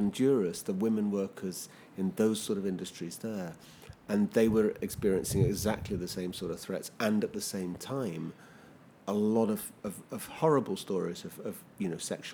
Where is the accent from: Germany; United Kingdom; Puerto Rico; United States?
United Kingdom; London; I come from London